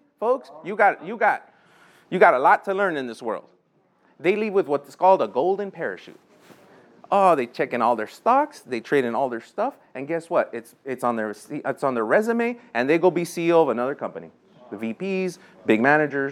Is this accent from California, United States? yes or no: yes; Los Angeles, California, United States; I grew up in Lincoln Heights